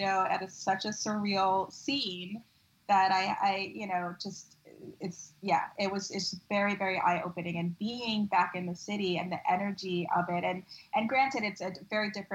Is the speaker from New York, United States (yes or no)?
yes; New York, United States; as a New Yorker